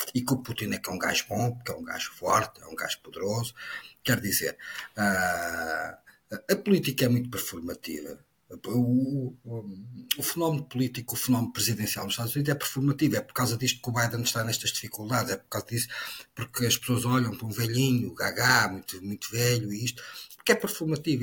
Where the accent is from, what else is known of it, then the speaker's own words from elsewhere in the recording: Portugal; enquanto português